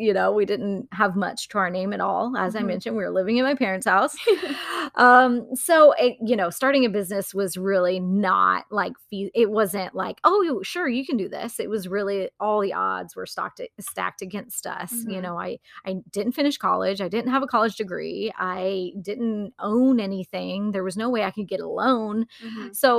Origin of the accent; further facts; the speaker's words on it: Wilmington, United States; And I was back in my hometown and feeling like I had no idea what I was doing with my life. There really wasn't much opportunity in Wilmington at the time.